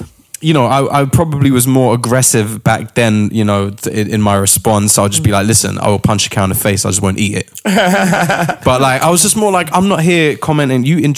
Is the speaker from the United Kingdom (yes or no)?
yes; London, United Kingdom; Finsbury Park.